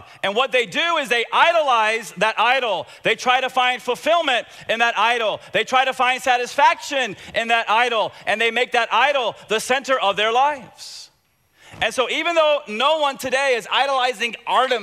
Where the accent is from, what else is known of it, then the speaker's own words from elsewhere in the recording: Tampa, Florida, United States; I grew up in Tampa, and I loved soccer growing up.